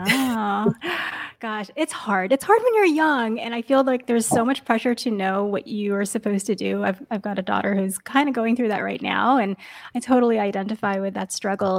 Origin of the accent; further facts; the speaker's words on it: New York, United States; now in Bay Area, United States; I grew up in New York and then I moved to the Bay Area